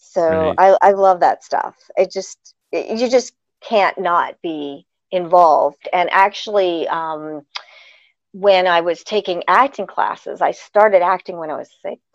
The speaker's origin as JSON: {"language": "English", "town": "Pittsburgh", "region": "Pennsylvania", "country": "United States", "tie": "born or raised there", "said": "I'm from Pittsburgh"}